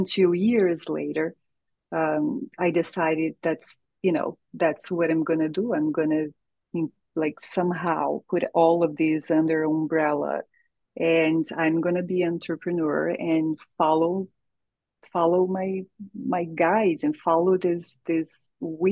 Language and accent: English; Brazil; English is a second language; moved away; I'm born and raised in Brazil, so all of my family lives